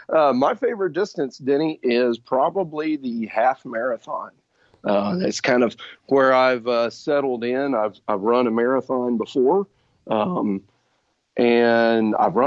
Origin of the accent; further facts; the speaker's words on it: Birmingham, Alabama, United States; I grew up here in Birmingham, Alabama